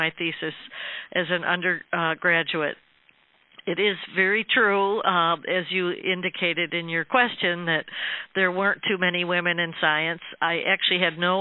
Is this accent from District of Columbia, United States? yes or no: no; upstate New York, United States; our small rural town in upstate New York